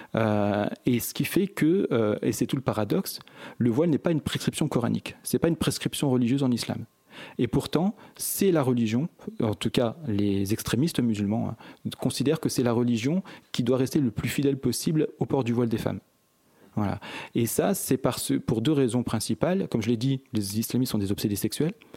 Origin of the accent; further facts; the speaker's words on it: Échirolles, Auvergne-Rhône-Alpes, France; je viens d'Echirol, une ville mitoyenne à la ville de Grenoble. Donc c'est pour ça que je dis souvent que je suis de Grenoble, c'est plus simple. Euh, je suis né en 1972. J'ai, toujours vécu depuis ma naissance